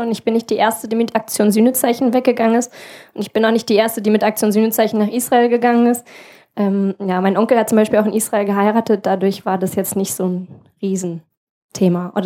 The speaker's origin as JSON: {"language": "German", "region": "Berlin", "country": "Germany", "lives_now": "Rostock, Germany", "said": "Naja, ich komme ja ursprünglich auch aus Berlin, so, also da ist es auch wirklich, da kann ich mich nur anschließen."}